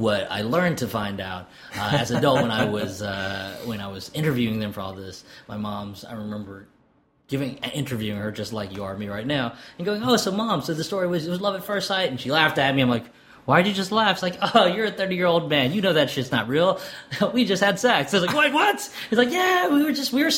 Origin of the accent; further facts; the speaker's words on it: Arkansas, United States; I was born in Arkansas